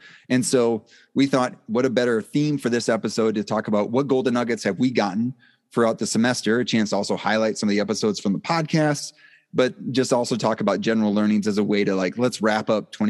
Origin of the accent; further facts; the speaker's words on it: Black River Falls, Wisconsin, United States; moved away; I was from Black River Falls is where I initially grew up